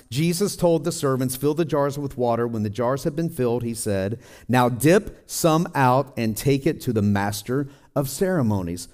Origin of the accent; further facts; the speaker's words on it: Tennessee, United States; also born or lived in Colorado / Midwest; now in California, United States; I'm from Tennessee